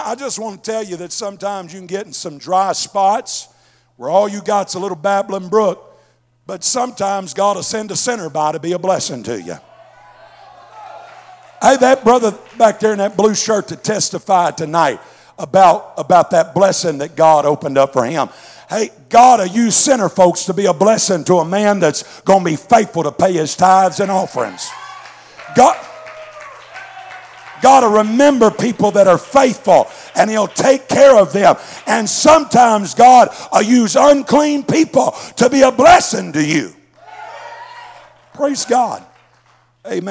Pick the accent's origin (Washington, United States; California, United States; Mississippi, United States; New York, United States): Mississippi, United States; now in Southwest Missouri, United States; living here in Southwest Missouri, I grew up in Mississippi, so we had a lot of sayings down there